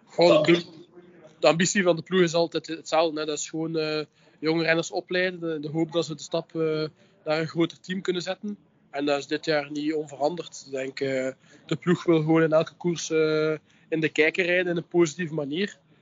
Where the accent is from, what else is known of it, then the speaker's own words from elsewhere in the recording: Ghent, Flanders, Belgium; ben ik afkomstig uit Gent.